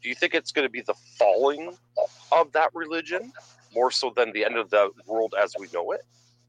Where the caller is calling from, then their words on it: Ontario, Canada; Hey, I'm calling from Canada, Ontario.